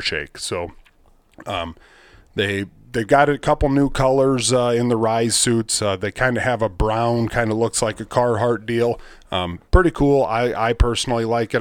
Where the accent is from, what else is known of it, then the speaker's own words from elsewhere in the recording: Rock Rapids, Iowa, United States; I'm from Rock Rapids, Iowa." I said, "You know, far northwest